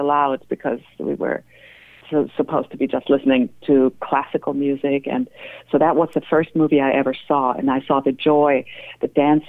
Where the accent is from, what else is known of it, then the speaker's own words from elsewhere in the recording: Germany; moved away; I'm originally from Germany